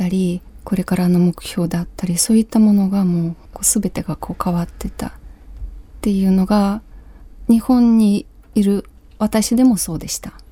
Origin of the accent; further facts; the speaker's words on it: Ukraine; Japanese is a second language; moved away as an adult; now in Japan; 今週は私のふるさとウクライナについてお話ししたいと思います